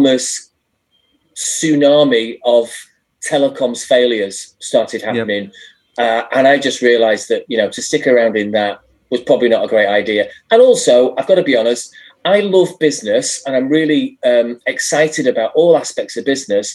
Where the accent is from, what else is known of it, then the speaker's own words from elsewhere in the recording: Blackpool, North West England, United Kingdom; moved away; also born or lived in London; I grew up in Blackpool, which is a sort of tired but rather lovely seaside town in the north of England. In the northwest of England